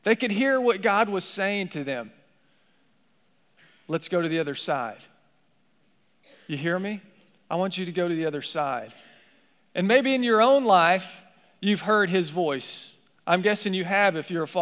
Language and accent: English; Appalachia, Kentucky, United States; I grew up in Appalachia in the hills of Kentucky